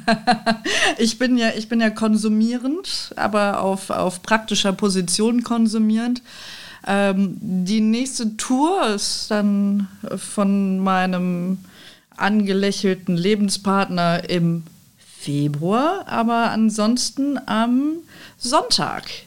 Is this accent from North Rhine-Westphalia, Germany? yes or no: yes; Düsseldorf, North Rhine-Westphalia, Germany; also born or lived in Cologne / Nijmegen, Netherlands; ich bin Düsseldorferin